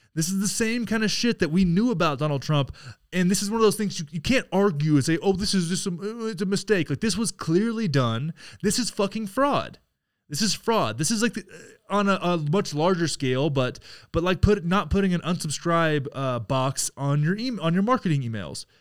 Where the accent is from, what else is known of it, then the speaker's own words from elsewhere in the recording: Texas, United States; proud of my home state here